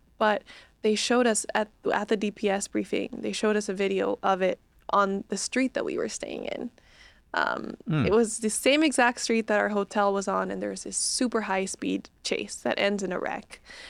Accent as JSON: {"language": "English", "country": "Bolivia", "tie": "born or raised there", "moved": "as an adult", "lives_now": "United States", "said": "Yeah, I was raised in Bolivia. I went to, you know, high school in Bolivia, but I was like, I really want to go to college in the U.S. one day."}